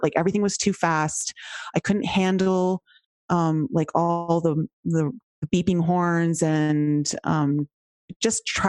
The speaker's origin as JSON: {"language": "English", "area": "just outside Toronto", "region": "Ontario", "country": "Canada", "tie": "born or raised there", "also_born_or_lived": "Cayman Islands", "accent": "Canadian", "moved": "as an adult", "lives_now": "Colorado, United States", "said": "I was born just outside Toronto, Canada. And so my accent will come out in like, well, right there when I say out, about, house."}